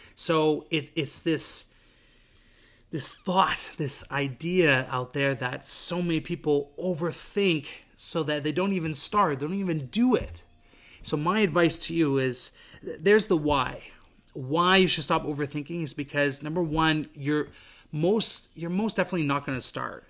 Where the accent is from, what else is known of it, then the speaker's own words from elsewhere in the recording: Vancouver, British Columbia, Canada; moved away as an adult; now in Montreal, Canada; I came from Vancouver, British Columbia, grew up there my entire life